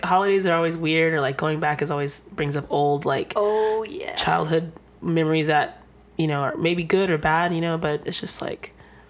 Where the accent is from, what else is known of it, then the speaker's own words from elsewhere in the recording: San Jose, California, United States; moved away as an adult; now in Los Angeles, United States; I grew up in San Jose, California.